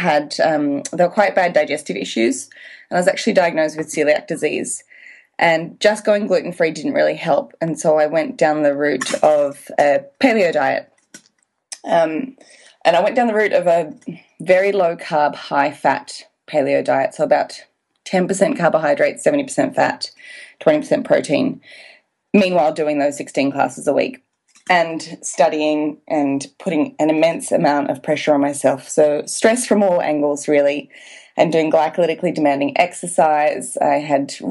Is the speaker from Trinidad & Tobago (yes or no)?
no; Australia; now in Wanaka, New Zealand; I am an Australian, but I'm living in Wanaka, New Zealand